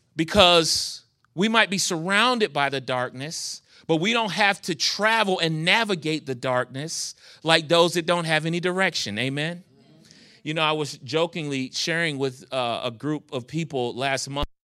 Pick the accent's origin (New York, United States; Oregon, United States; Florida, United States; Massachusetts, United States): New York, United States; moved away as an adult; now in Charlotte, United States; I was a young kid growing up in New York, gang banging